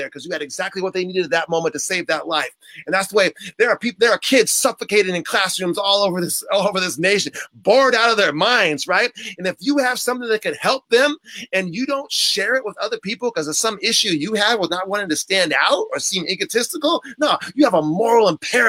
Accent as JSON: {"language": "English", "town": "San Diego", "region": "California", "country": "United States", "tie": "born or raised there", "said": "I was born and raised in San Diego"}